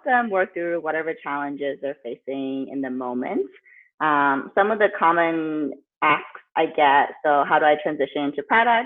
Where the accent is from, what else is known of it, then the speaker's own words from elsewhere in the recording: the Bay Area, California, United States; I grew up in the Bay Area, went to college at Berkeley